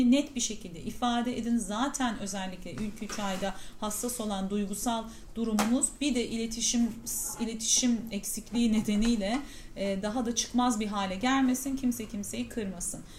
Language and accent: Turkish; Mediterranean Region, Turkey; ben ya tabii ki biz şimdi Akdeniz insanıyız. Ee, bizim her şeyimiz tazecik. Pişiriyoruz, yiyoruz filan. Öyle büyüdüğüm için